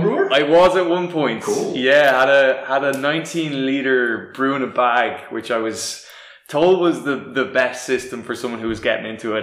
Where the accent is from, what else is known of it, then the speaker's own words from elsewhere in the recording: Dublin, Leinster, Ireland; also born or lived in France; I'm from the the south of Dublin. Went to school in the north of Dublin